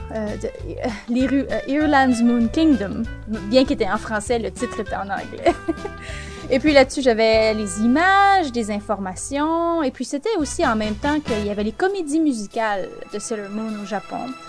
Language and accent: French; Quebec, Canada; accent: Québécois; moved away as an adult; now in Calgary, Canada; originellement, je viens du Québec. Et puis, j'ai euh, déménagé il y a quelques années à Calgary, en Alberta